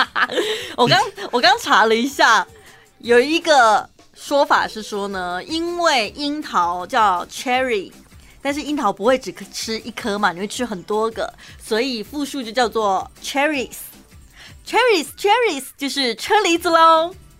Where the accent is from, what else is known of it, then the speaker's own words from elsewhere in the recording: Taichung, Taiwan; accent: Taichung accent; 我们的台中腔